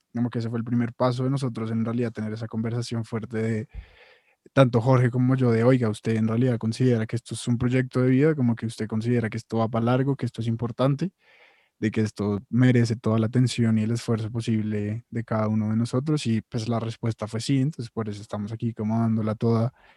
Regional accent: Colombia

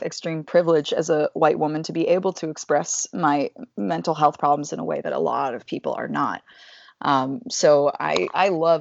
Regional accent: Atlanta, Georgia, United States; I'm from Atlanta, Georgia

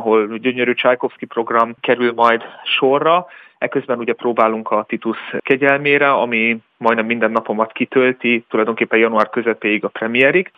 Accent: Hungary; now in Würzburg, Germany; az emberek között zenélek, akik között én tulajdonképpen felnőttem

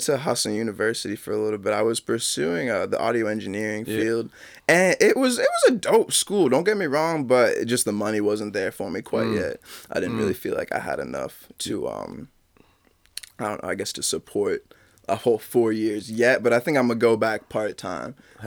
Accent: Westbrook, Maine, United States; also born or lived in Detroit, Michigan / Standish, Maine; I grew up Westbrook, Maine

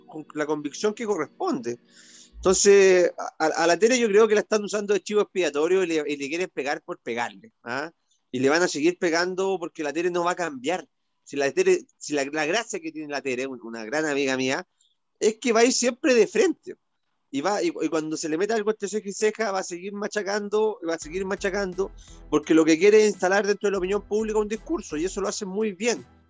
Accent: Valparaíso, Chile; mis tierras de la quinta región, de la quinta costa, de donde yo soy originario

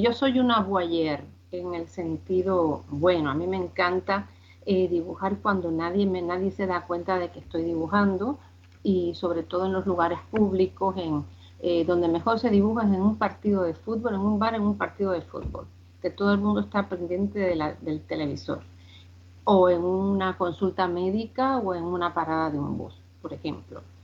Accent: Spain; also born or lived in Cuba; Vine muy chiquita aquí a España, eh, me crié aquí

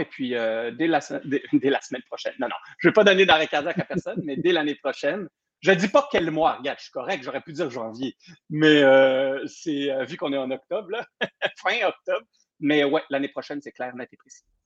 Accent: Saguenay, Quebec, Canada; also born or lived in Burgundy; je viens Bourgogne et du Saguenay, moi je suis moitié-moitié

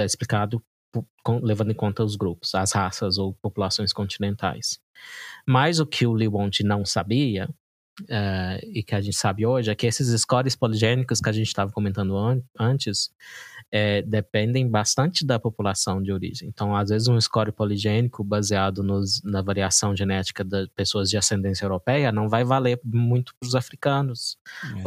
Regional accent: Brazil; como brasileiro

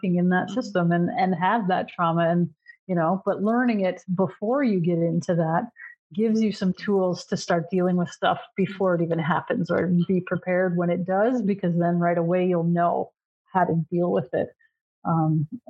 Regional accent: Canada; also born or lived in Ontario; I'm Canadian

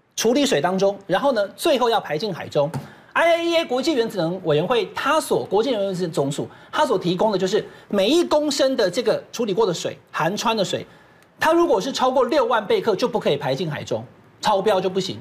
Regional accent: Taiwan; 我们台湾人当然可以选择不要喝到穿水

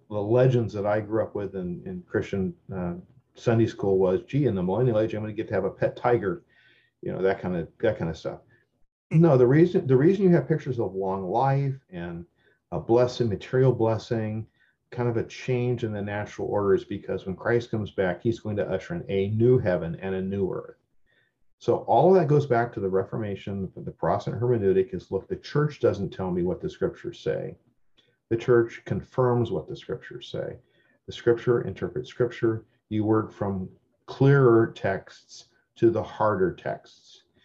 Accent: United States; born in America. I'm an American citizen by birth

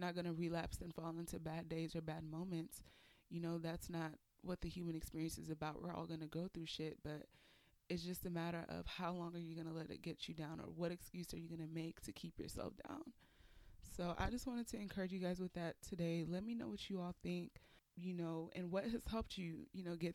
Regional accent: Nigeria; I'm Nigerian

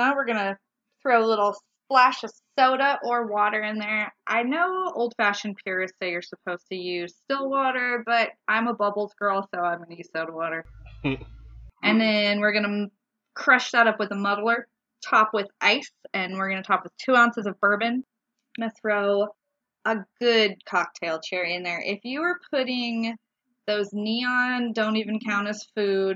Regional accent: Umpqua River, Oregon, United States; We grew up on the Umpqua River

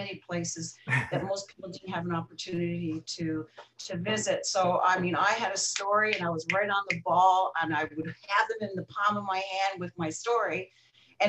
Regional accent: Newfoundland and Labrador, Canada; also born or lived in Florida; now in Toronto, Canada; I'm originally from Newfoundland in Canada, last province east of Canada. I live in Toronto

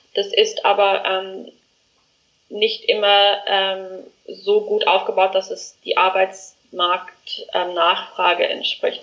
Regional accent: South Africa; moved away as an adult; now in Germany; ich komme aus Südafrika, ähm, bin dort geboren, aufgewachsen und lebe ähm, jetzt schon seit fast vier Jahren in Deutschland

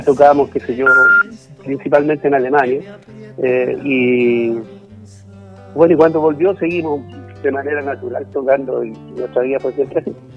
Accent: Santiago, Santiago Metropolitan Region, Chile; also born or lived in Valdivia; yo estudié música de niño en el conservatorio, eh, aquí en Santiago. nací en la ciudad de Santiago y después me fui a estudiar y después me fui a estudiar a Valdivia.

